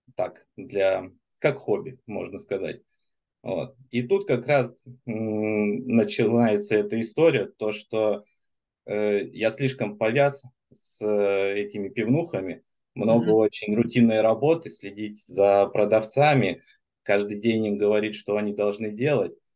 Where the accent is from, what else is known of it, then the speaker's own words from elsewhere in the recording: Germany; now in Moscow, Russia; я, в принципе, из Германии был, сейчас в Москве